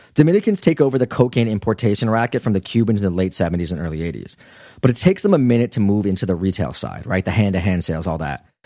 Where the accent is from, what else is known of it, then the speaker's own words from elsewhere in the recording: United States; I'm American